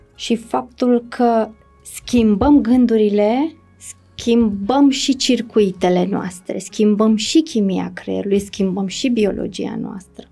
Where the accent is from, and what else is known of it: Romania